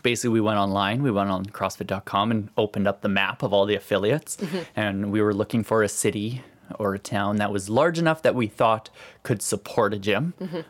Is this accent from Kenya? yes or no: no; Saskatchewan, Canada; We still grew up in the West, and even though we're from Saskatchewan, it's still, this seems a lot closer to home than Vancouver or Toronto or Montreal.